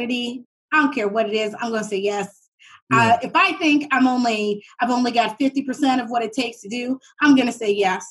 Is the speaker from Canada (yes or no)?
yes; Halifax, Nova Scotia, Canada; I'm from Uniac Square, right in the north end of Halifax.